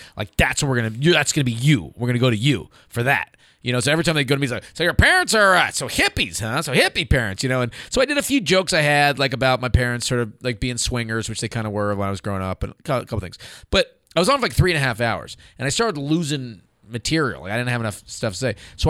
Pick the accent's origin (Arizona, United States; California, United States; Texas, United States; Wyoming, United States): California, United States; a friend of mine calls me from my hometown in Northern California.